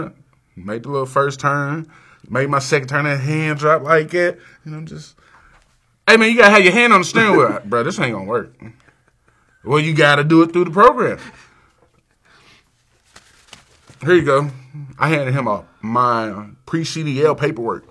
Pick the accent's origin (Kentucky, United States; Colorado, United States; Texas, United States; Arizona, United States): Kentucky, United States; Lexington; I'm from Lexington, Kentucky